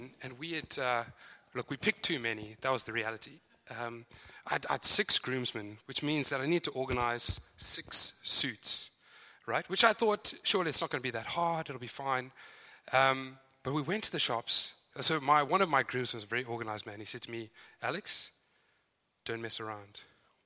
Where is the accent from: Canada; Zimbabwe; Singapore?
Zimbabwe; accent: Zimbabwean; moved away as an adult; now in Joondalup, Australia; As you can hear, my accent is very clearly Zimbabwean. Some thought South Africa, but you're wrong. So I am from Zimbabwe. I've been in Australia since 2008